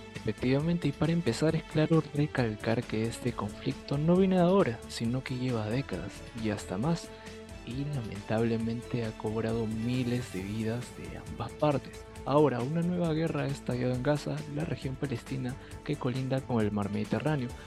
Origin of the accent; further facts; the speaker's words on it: Peru; como peruano